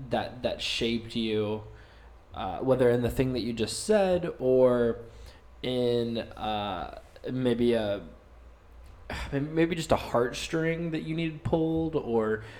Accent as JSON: {"language": "English", "town": "Summerville", "region": "South Carolina", "country": "United States", "tie": "born or raised there", "said": "I was born and raised in Somerville, South Carolina"}